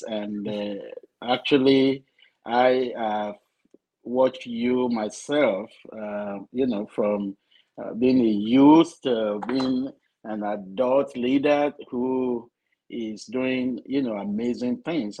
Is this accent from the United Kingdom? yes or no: no; Nigeria; moved away as an adult; also born or lived in North Carolina; now in Florida, United States; Growing up in Nigeria, I grew up in the Methodist Church, Nigeria.